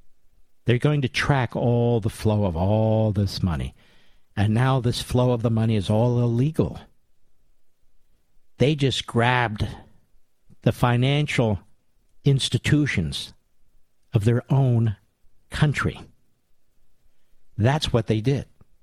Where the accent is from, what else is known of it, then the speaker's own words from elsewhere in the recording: Pennsylvania, United States; one that's particularly important and close to my heart is my home state of Pennsylvania